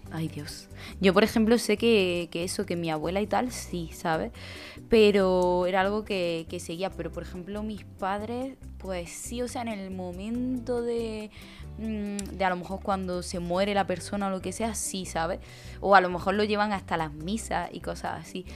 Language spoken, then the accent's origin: Spanish; Jaén, Andalusia, Spain; yo en mi pueblo no se hace nada como tal, pero ni en mi provincia, en Jaén